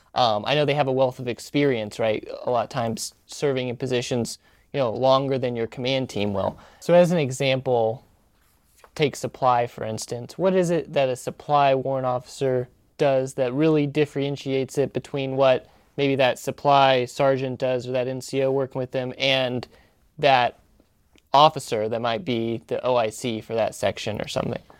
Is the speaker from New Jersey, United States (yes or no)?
no; Missouri, United States; moved away; I grew up in the Midwest in Missouri